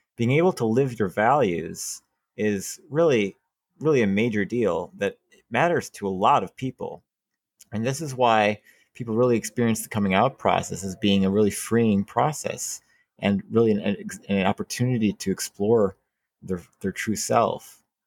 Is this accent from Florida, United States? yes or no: no; Wisconsin, United States; moved away; I was raised in Wisconsin and people bleed green and gold in Wisconsin